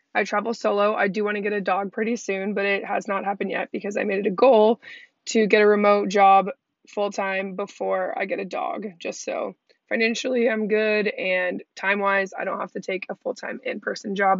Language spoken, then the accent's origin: English; Redondo Beach, California, United States; moved away as an adult; I'm originally from Redondo Beach, California